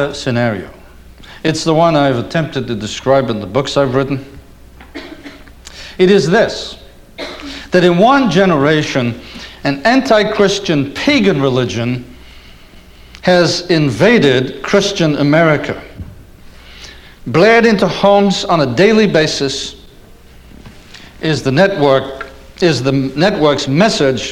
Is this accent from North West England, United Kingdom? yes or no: yes; Liverpool, North West England, United Kingdom; moved away as an adult; now in United States; As an Englishman coming to the States when I did in 1964 as a young student